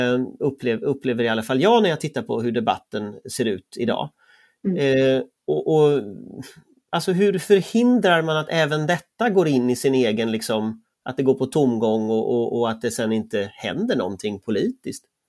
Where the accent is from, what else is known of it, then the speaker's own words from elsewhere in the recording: Gothenburg, Västra Götaland, Sweden; jag är uppväxt i, västra Göteborg, i Västra Frölunda